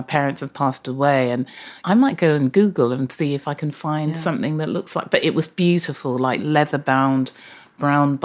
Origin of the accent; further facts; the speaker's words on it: Bristol, South West England, United Kingdom; both Redland and Cheltenham Road Library were my local libraries because I was brought up in Redland